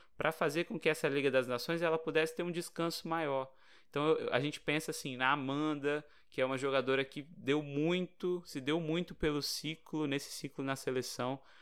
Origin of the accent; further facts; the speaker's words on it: Brazil; a gente é brasileiro